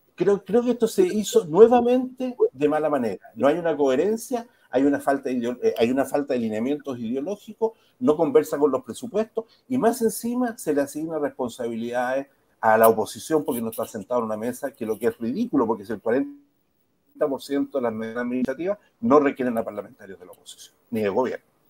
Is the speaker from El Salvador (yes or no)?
no; Chile